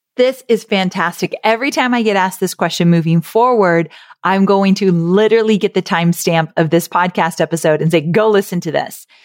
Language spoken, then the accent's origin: English; Southern California, United States; Growing up in California